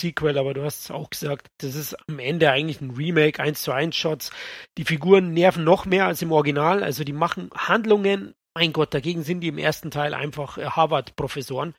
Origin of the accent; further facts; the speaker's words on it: Bavaria, Germany; hier bei uns in Bayern